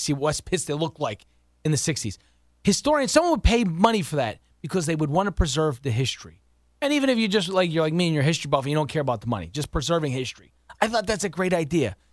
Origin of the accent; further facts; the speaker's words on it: West Virginia, United States; now in Pittston, Pennsylvania, United States; I grew up in West Virginia